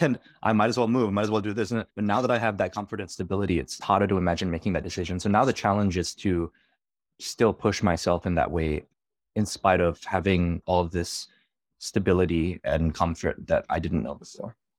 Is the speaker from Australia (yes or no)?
yes; Australia; moved away as an adult; also born or lived in New York; I'm from Australia